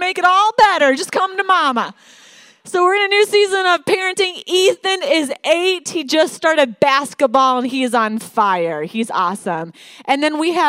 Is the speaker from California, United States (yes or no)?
no; Michigan, United States; moved away as an adult; now in Denver, United States; I'm from Michigan